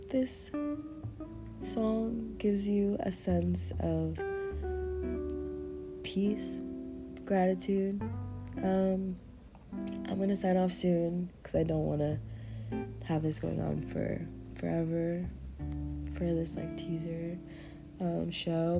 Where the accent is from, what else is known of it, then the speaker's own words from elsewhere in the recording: Kansas, United States; I'm from Kansas